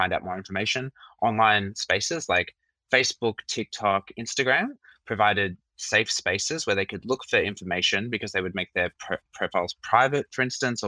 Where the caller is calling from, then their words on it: Sydney, New South Wales, Australia; Yes, me as well. Not so sunny Sydney today.